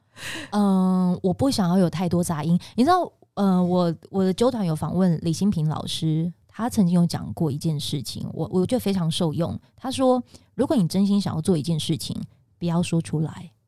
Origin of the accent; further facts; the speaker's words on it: Pingtung County, Taiwan; 我是屏东人